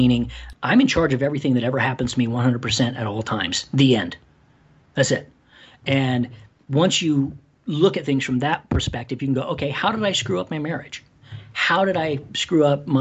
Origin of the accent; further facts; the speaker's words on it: Ireland; moved away; I'm Irish